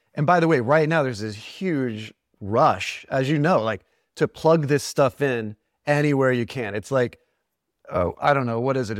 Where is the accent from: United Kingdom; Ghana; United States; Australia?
United States; Cherokee Nation, Oklahoma; I'm from Oklahoma. I'm, I'm, grew up in the Cherokee Nation